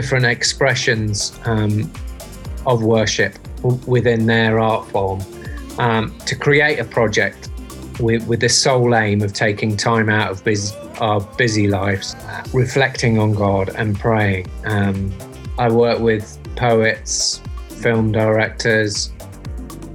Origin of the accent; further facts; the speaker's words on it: Leicester, East Midlands, United Kingdom; moved away; I'm from England originally, from a town called Leicester. So pretty much I grew up outside